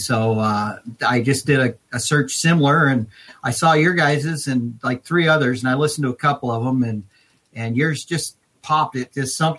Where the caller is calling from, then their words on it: Lebanon, Oregon, United States; Oregon. Lebanon, Oregon.